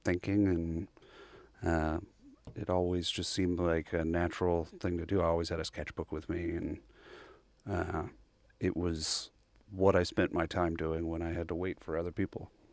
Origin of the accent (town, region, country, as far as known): Bryan, Texas, United States; born or raised there